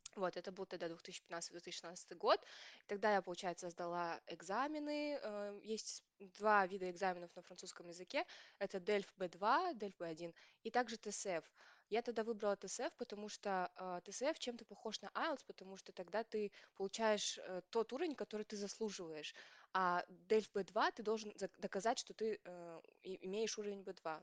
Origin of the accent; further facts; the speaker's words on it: Kazakhstan; moved away as an adult; now in France; мы, казахи